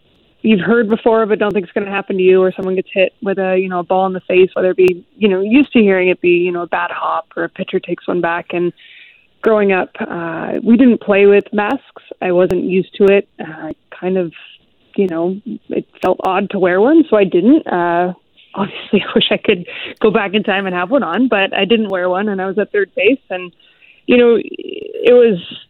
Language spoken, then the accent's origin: English; Seattle, Washington, United States; I grew up in the Seattle area